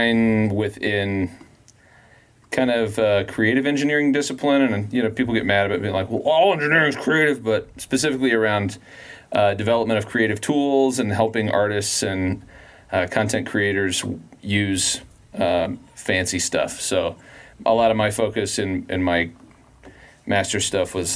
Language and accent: English; Colorado, United States; I grew up in Colorado